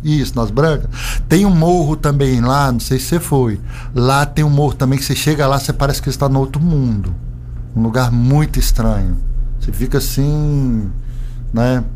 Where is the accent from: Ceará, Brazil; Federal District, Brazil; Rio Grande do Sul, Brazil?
Federal District, Brazil; Brasília; now in Alto Paraíso, Brazil; Eu sou brasiliense de nascença, filho de servidores públicos